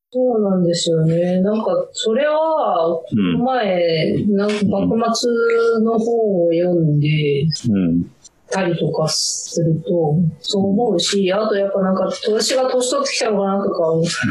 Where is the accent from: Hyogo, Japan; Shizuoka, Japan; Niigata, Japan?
Niigata, Japan; Chūetsu; moved away; うちの田舎は中、えっと、新潟県で上中下越に分かれてて、はいで、中越って